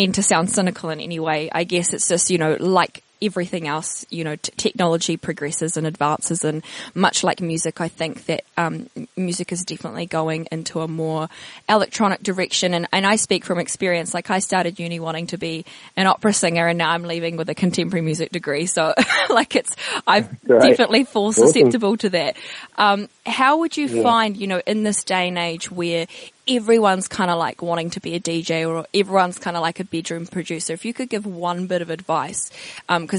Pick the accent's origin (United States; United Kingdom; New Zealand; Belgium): New Zealand; I'm obviously New Zealander